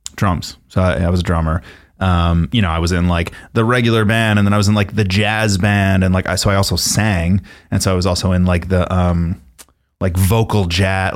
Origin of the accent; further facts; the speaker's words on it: Miller Place, New York, United States; I grew up on Long Island in a town called Miller Place